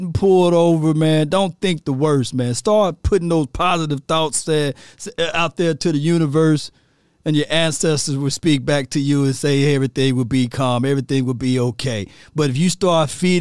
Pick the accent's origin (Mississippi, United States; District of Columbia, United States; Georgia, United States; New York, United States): Mississippi, United States; I'm from Mississippi